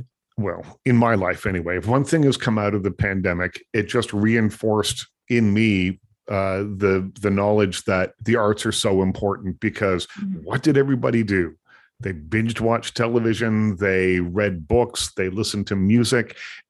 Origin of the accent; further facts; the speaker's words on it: East Coast, United States; I used to hitchhike when I was a kid. I grew up on the East Coast, and it was just one of the ways that we got around.